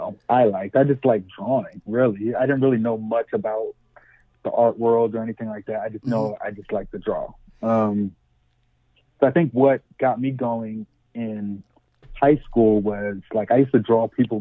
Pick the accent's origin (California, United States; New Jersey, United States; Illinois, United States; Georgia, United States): New Jersey, United States; Camden; moved away as an adult; also born or lived in Spanish Town, Jamaica / Syracuse, New York; I'm from Canton. I don't know if you're familiar with like the dynamics of Canton, but it's pretty much, you know, really urban, all, you know, all Black and Hispanic kids